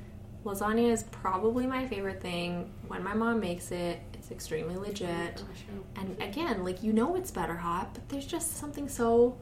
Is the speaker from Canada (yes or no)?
yes; Vancouver, British Columbia, Canada; now in Edmonton, Canada; I was brought up in Vancouver.